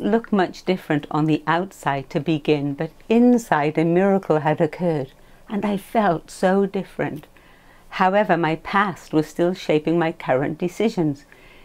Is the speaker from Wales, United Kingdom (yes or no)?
yes; Welsh, Wales, United Kingdom; Being Welsh